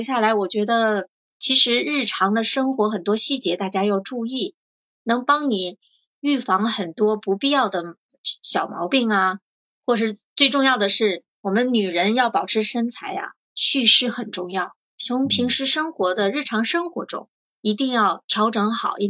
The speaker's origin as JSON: {"language": "Chinese", "region": "northern China", "country": "China", "moved": "yes", "said": "我是北方人嘛，口味比较重，吃盐又多啊"}